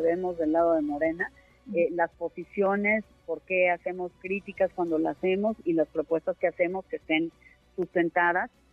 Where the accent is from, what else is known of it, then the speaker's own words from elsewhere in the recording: Mexico; como mexicanos